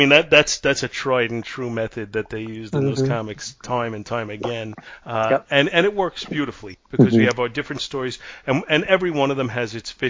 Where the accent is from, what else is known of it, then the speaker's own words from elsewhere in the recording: New York, United States; being a New Yorker and never having been to San Francisco